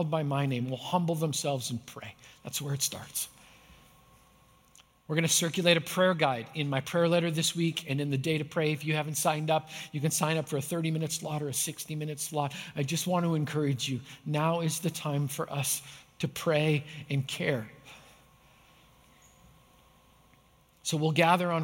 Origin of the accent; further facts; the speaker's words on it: Canada; I grew up in Canada